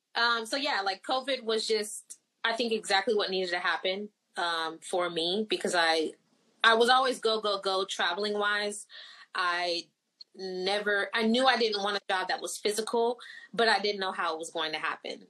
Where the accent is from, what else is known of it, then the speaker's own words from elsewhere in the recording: Florida, United States; first language Haitian Creole; English is a second language; I wasn't born in Haiti. I was born in Florida